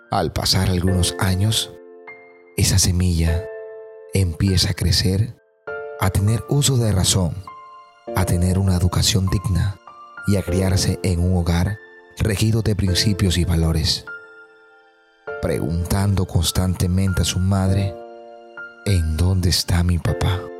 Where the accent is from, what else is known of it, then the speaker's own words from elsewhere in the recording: Colombia; Como buen colombiano